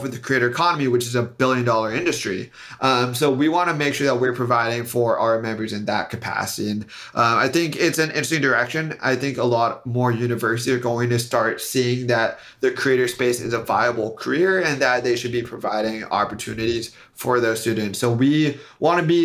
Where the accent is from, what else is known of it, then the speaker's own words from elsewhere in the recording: Silicon Valley, California, United States; I'm from Silicon Valley